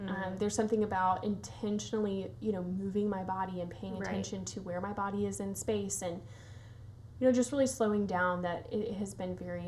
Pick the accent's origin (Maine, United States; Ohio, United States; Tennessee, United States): Tennessee, United States; Nashville; I also born and raised in Nashville